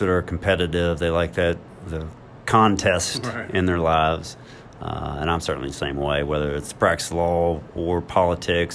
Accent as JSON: {"language": "English", "town": "Ripley", "region": "West Virginia", "country": "United States", "tie": "born or raised there", "said": "growing up in Ripley with the family who loved me"}